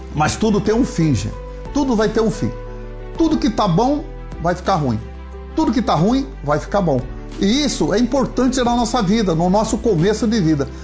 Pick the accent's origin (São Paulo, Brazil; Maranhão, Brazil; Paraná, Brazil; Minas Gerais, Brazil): Paraná, Brazil; sou aqui do Paraná